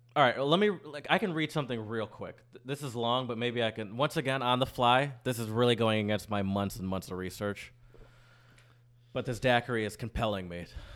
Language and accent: English; Michigan, United States; also born or lived in Louisiana; now in New Orleans, United States; I'm from Michigan